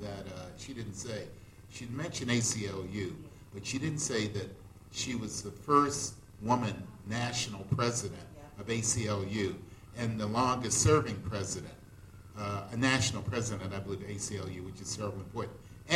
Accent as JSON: {"language": "English", "town": "Washington", "region": "District of Columbia", "country": "United States", "tie": "born or raised there", "moved": "yes", "lives_now": "Bowie, United States", "said": "I live in Bowie, Maryland. I grew up in Washington, D.C."}